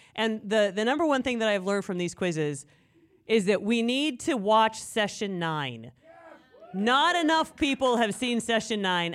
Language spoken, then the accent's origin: English; Tiffin, Ohio, United States; Tiffin is my hometown